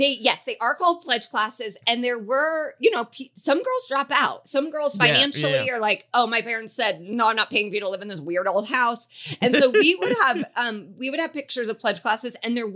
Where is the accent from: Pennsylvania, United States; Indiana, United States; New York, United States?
Indiana, United States; I grew up in Indiana.